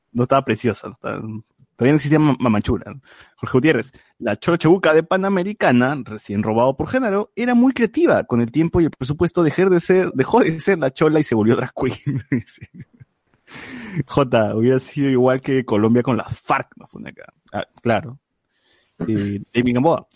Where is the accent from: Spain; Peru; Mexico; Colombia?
Peru; a mí me conmovió como, peruano